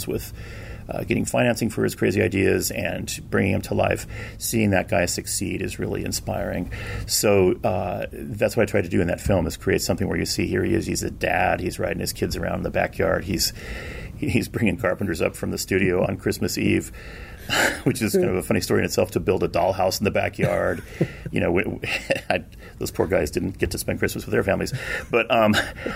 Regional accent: Southern California, United States; growing up in Southern California

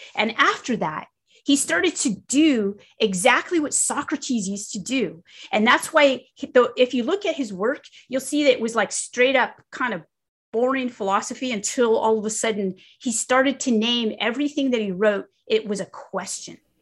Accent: California, United States; moved away as an adult; now in the South, United States; I'm here in the South, but I grew up in California

